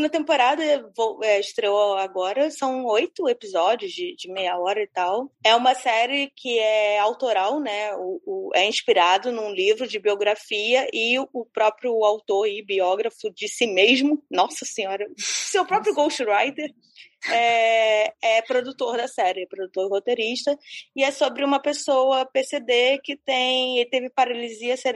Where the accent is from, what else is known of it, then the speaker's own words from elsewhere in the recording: Brazil; ou não sei se é porque sou brasileiro.